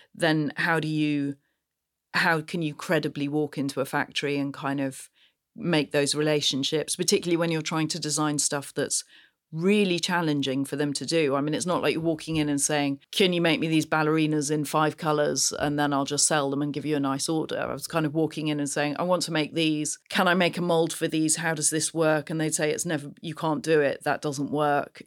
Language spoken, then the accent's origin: English; Gloucestershire, South West England, United Kingdom; I grew up on the side of a very windy little hill in Gloucestershire